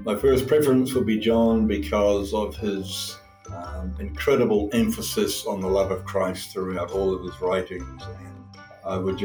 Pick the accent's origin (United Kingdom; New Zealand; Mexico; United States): New Zealand; now in Ukraine; I'm a New Zealander by birth. I'm one of eight children, so I grew up in a more of a tribe than a family